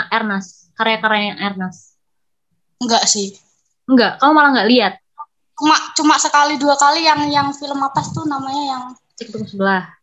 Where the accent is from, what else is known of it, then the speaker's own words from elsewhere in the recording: Indonesia; Kita kan sama-sama orang Indo. Meskipun kita keturunan Cina kan kita lahirnya di Indo gitu loh.